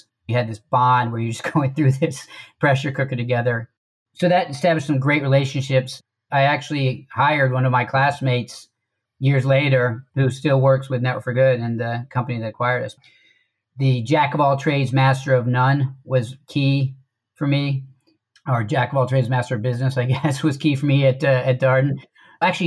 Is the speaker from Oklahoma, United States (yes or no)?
no; Washington, District of Columbia, United States; I'm from the D.C. metro area. Went to high school in D.C.